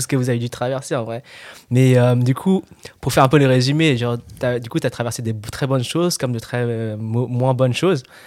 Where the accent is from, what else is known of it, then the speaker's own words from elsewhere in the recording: France; je suis français, genre, je suis né en France et je parle français